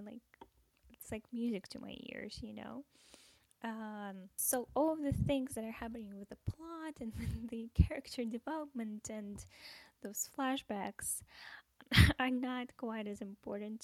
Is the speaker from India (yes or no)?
no; Russia; English is a second language; moved away as an adult; also born or lived in America; now in United States; I'm from Russia, and I moved to America about a year ago